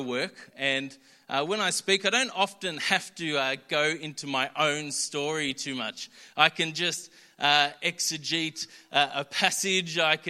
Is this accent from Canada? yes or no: no; Melbourne, Victoria, Australia; I grew up in Doncaster City Church and then moved to Yarra Plenty when I was young